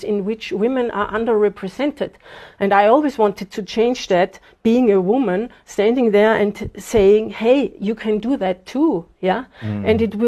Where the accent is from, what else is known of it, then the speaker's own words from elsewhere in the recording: Austria; moved away as an adult; now in Zimbabwe; I was born in Austria, 52 years ago. And so I went to school there, I went to university there, and spent basically my whole life there